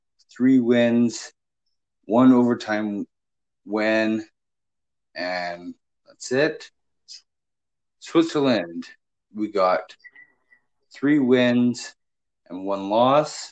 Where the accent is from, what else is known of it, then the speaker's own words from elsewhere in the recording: Canada; We're both from Canada